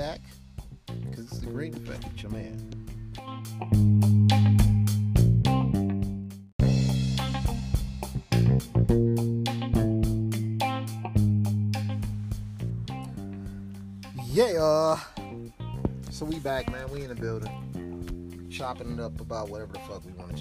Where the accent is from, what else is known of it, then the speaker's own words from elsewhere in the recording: Milwaukee, Wisconsin, United States; I was raised in Milwaukee, Wisconsin